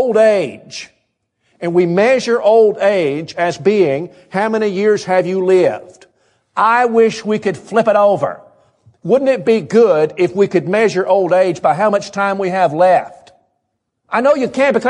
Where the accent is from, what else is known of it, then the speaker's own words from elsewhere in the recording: the South, United States; We're from the South